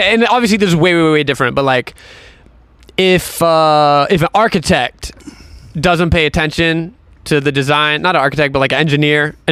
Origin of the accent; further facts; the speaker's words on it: North Carolina, United States; I'm from North Carolina